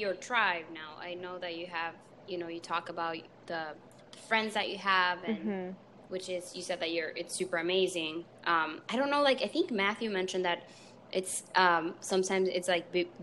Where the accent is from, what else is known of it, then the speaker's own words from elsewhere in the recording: El Salvador; first language Spanish; English is a second language; I'm from El Salvador, so I'm from El Salvador and I speak Spanish. It's my mother tongue